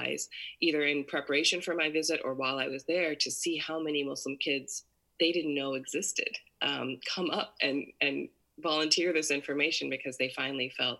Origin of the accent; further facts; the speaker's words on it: Maryland, United States; I grew up in the U.S. I was born and raised in Maryland, which is where I still live now.